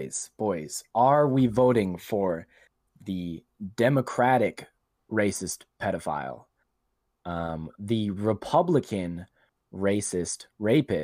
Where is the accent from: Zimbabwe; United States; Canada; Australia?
Canada; we're Canadian